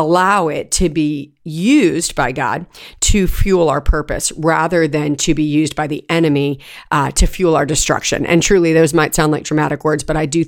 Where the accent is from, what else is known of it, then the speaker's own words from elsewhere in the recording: California, United States; moved away; We had a septic tank when I was growing up in California